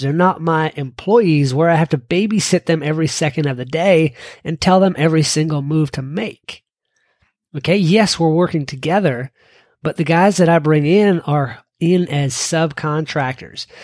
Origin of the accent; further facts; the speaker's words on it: Kentucky, United States; my home state of Kentucky